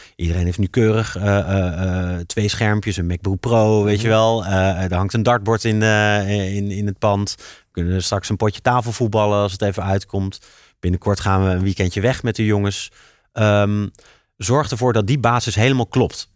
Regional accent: Leiden, South Holland, Netherlands; een Leidse jongen en ik vind het heel fijn om in Leiden mijn bedrijf op te zetten.

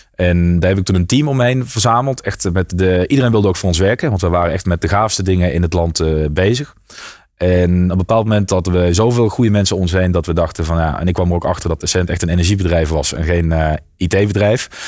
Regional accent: south of Maastricht, Limburg, Netherlands; die stond in uh, onder Maastricht. dus net voordat je de Belgische grens overgaat. En ehm, nou, daar heb ik ook mijn hele jeugd doorgebracht

